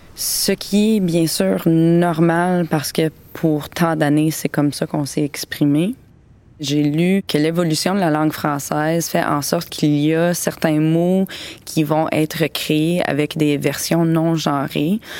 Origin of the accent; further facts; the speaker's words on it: London, Ontario, Canada; moved away as an adult; also born or lived in Spain / Miami / Sorel-Tracy; now in Gaspé, Canada; j'ai été élevée à London, en Ontario